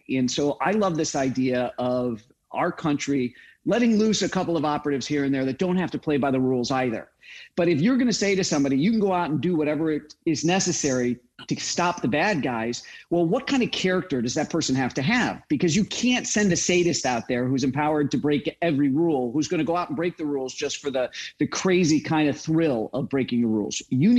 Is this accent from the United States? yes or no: yes; Midwest, United States; growing up in the Midwest with my Marine Corps dad and my flight attendant mom